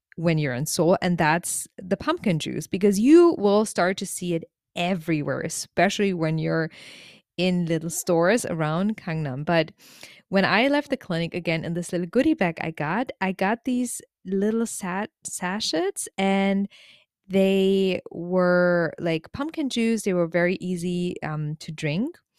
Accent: Germany; as someone growing up in Germany

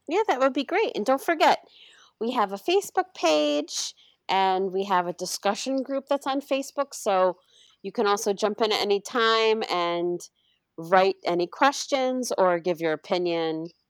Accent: New York, United States; I'm from New York State

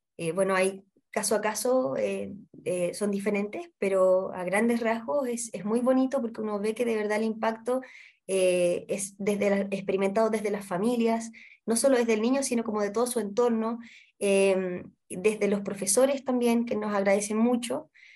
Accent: Santiago, Santiago Metropolitan Region, Chile; Yo soy de acá de Santiago, pero la, mi familia materna es de la sexta región.

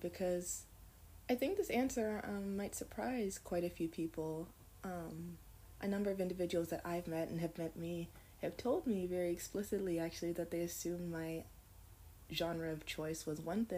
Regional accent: Canada; also born or lived in United States; I was actually born in the United States of America, but I grew up in Canada.

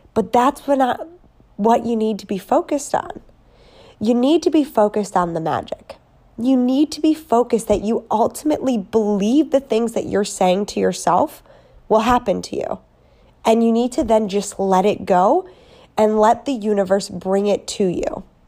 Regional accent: Wisconsin, United States; moved away as an adult; now in California, United States; I'm a girl from Wisconsin

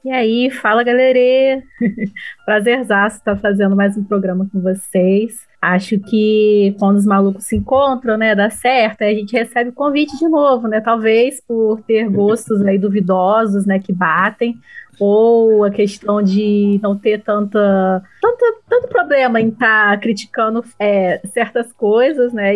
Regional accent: interior of Rio de Janeiro, Brazil; nós somos do interior do Rio de Janeiro

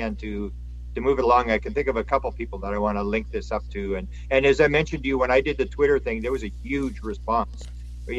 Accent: Canada; I'm from Canada

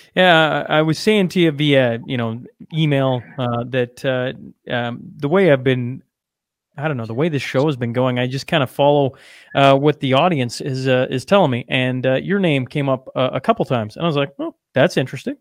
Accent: Saskatchewan, Canada; now in Alberta, Canada; I grew up on the Alberta Saskatchewan border, right? So just into Saskatchewan, now live just into Alberta

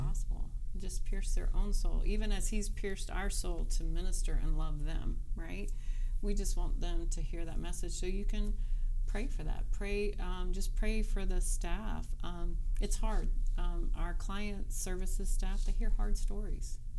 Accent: North Carolina, United States; moved away as an adult; now in Cincinnati, United States; I'm from North Carolina

